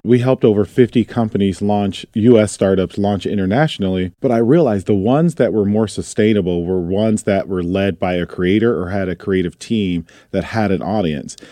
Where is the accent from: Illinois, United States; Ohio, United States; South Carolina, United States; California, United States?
Ohio, United States; Toledo; moved away as an adult; also born or lived in Detroit, Michigan; I grew up in Toledo, Ohio, and then I moved to Detroit, Michigan to go to art school